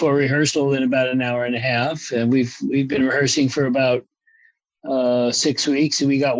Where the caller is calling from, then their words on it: Los Angeles, California, United States; Well, I'm at home in good old Los Angeles on the West Side.